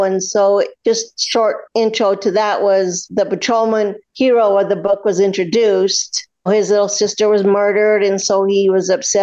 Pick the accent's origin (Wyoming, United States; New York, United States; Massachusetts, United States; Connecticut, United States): Wyoming, United States; Cheyenne; now in Green River, United States; Born and raised in Wyoming, grew up in Cheyenne. I currently live in Green River for the last 42 years.